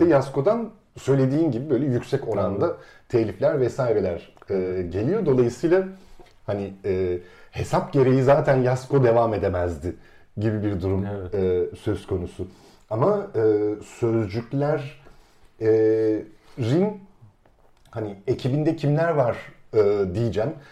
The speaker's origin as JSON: {"language": "Turkish", "region": "Istanbul", "country": "Turkey", "tie": "born or raised there", "said": "ben de küçük çekmecede neticede İstanbul'un taşrasında bir e, semtte büyüdüm"}